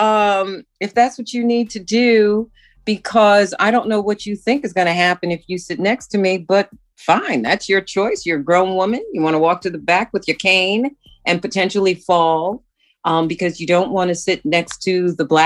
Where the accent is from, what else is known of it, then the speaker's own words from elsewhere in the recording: New York City, New York, United States; moved away as an adult; now in Vancouver, Canada; I was born in Brooklyn, New York, in the land of the Lenape